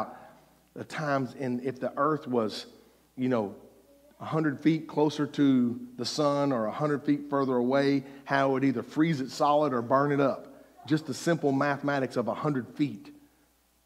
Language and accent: English; Mississippi, United States; I was from Mississippi